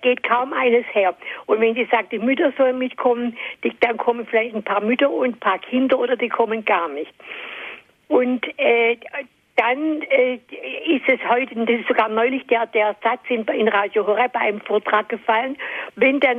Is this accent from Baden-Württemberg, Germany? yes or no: yes; Stuttgart, Baden-Württemberg, Germany; ich bin aus Stuttgart und der Pfarrer in unserer Gemeinde